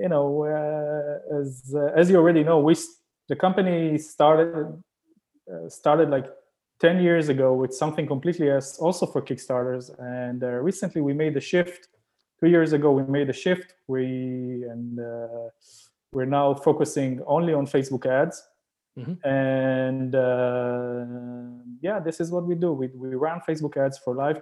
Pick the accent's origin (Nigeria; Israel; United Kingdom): Israel; moved away as an adult; now in Canada; I'm originally from Israel